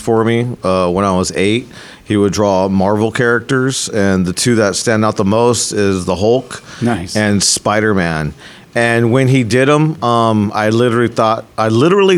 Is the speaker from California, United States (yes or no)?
yes; the Bay Area, California, United States; moved away as an adult; now in Pismo Beach, United States; I'm from the Bay Area, so I tattooed out there a lot.